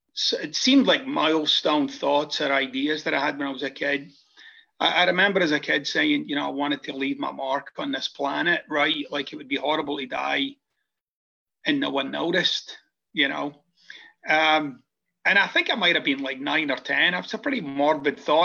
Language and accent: English; Scotland, United Kingdom; moved away as an adult; now in United States; I'm originally from Scotland, and I came to the United States about 25 years ago.